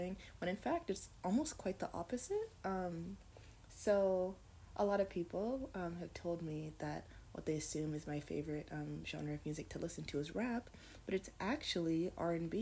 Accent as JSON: {"language": "English", "country": "Canada", "tie": "born or raised there", "also_born_or_lived": "United States", "said": "I was actually born in the United States of America, but I grew up in Canada."}